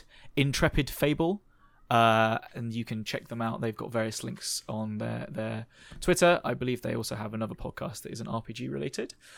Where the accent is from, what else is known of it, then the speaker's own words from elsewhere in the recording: United Kingdom; they're very, uh, British like us